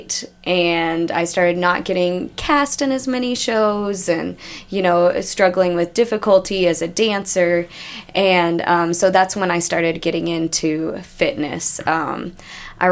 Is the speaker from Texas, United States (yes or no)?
yes; Austin, Texas, United States; also born or lived in Oklahoma City; I grew up dancing here. Actually, I grew up in Austin.